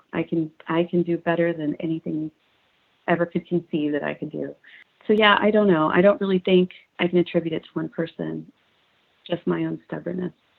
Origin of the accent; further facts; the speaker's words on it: Houston, Texas, United States; I grew up in Houston